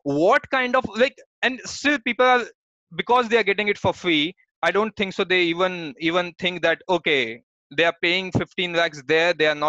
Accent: Jaipur, Rajasthan, India; moved away as an adult; now in Bangalore, India; I'm from Jaipur

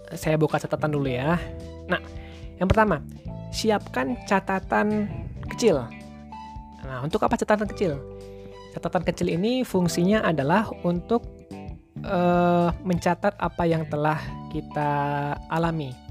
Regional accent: Riau, Indonesia; Saya mengambil Bang Yazid ya, karena kami sama-sama dari Riau. Saya dari SMA Plus Provinsi Riau, Bang Yazid ini dari SMA 8 Pekanbaru.

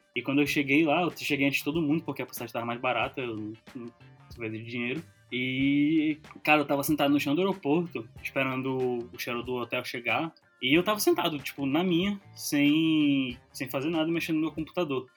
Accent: Manaus, Amazonas, Brazil; moved away; eu cresci em Manaus

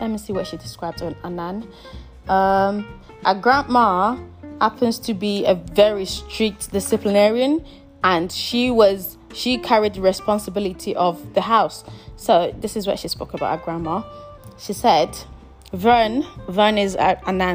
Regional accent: Nigeria; I'm Nigerian

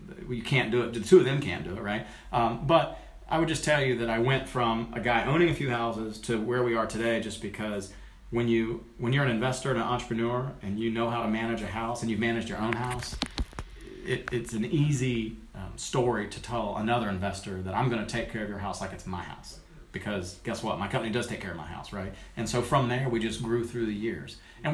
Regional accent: Summerville, South Carolina, United States; now in North Carolina, United States; Somerville, South Carolina

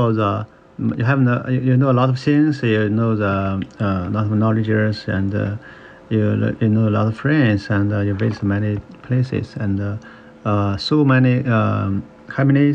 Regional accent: China; moved away as an adult; also born or lived in Houston, Texas; now in Oklahoma, United States; in the countryside of China

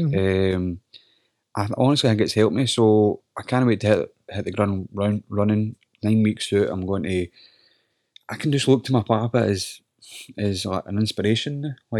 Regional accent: Scotland, United Kingdom; accent: Scottish; It always comes down to your Scottish accent, though. See, try to, like, cut a promo or act being Scottish and my stupid accent.

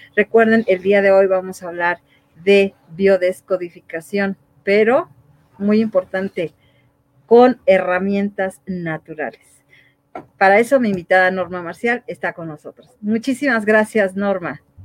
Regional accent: Mexico; como mexicanos

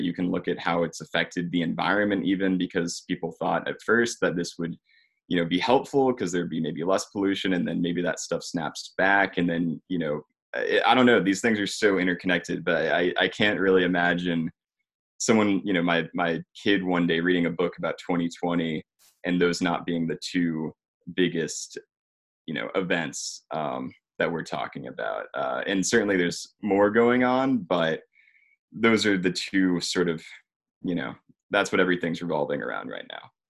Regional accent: Georgia, United States; also born or lived in Richmond, Virginia; I'm from Georgia. Um, I, actually live just north of Atlanta, so in the suburbs

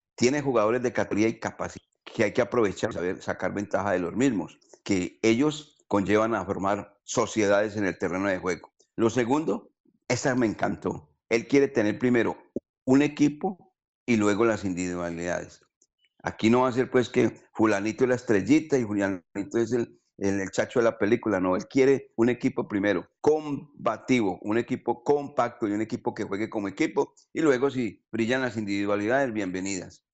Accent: Colombia; nuestro país

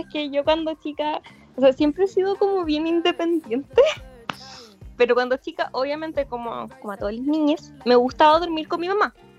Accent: Chillán, Ñuble, Chile; yo soy de Chillán

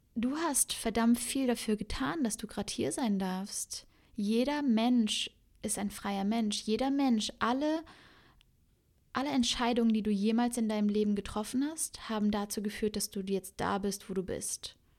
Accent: Cologne, North Rhine-Westphalia, Germany; also born or lived in Berlin; now in Bali, Indonesia; ich bin ja gebürtige Kölnerin

